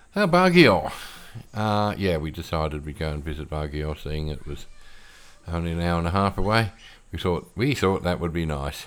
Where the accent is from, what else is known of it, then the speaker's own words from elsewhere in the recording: Australia; moved away as an adult; now in Philippines; I'm an Aussie and I spent forty-five years of my life there